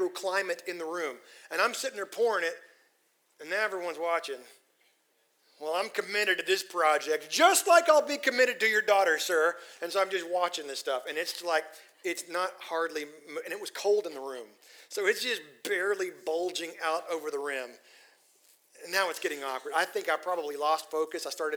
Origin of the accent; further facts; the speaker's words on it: Texas Panhandle, United States; moved away as an adult; now in Tyler, United States; I grew up in the Texas Panhandle